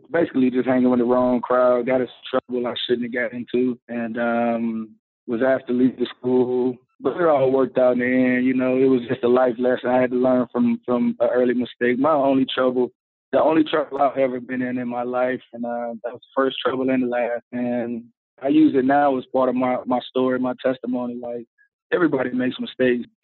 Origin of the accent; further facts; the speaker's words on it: Charlotte, North Carolina, United States; It was great, man you get a little bit of everything there. You get the country life, but you also get all the all the seasons there